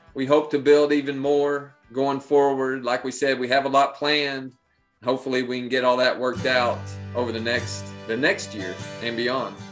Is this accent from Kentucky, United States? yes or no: yes; Pineville, Kentucky, United States; moved away; we're from Pineville, Kentucky.